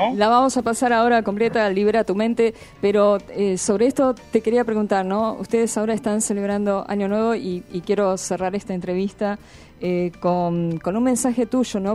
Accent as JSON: {"language": "Spanish", "country": "Argentina", "said": "fuera de Argentina que en nuestro país"}